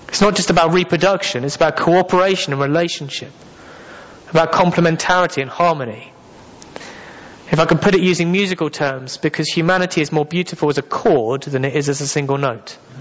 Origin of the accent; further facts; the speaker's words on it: England, United Kingdom; I am very English.